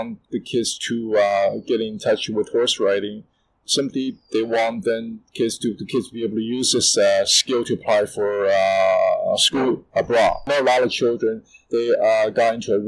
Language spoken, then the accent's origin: English; Canada; now in Shanghai, China; when I grew up in Canada